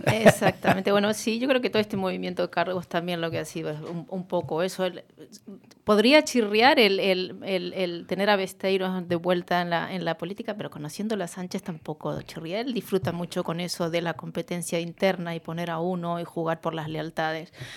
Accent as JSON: {"language": "Spanish", "region": "Galicia", "country": "Spain", "said": "como gallegos y como españoles, porque no estamos solos en España los gallegos"}